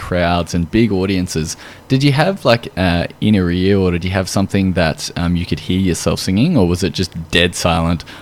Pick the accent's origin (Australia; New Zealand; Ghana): Australia